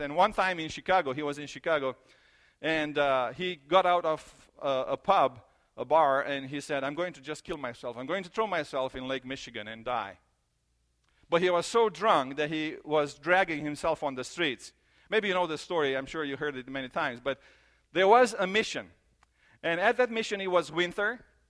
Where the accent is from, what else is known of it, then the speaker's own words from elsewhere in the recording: Romania; moved away; I grew up in Romania in the church